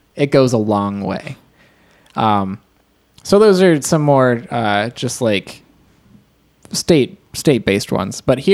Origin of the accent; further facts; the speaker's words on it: Ohio, United States; since we're from Ohio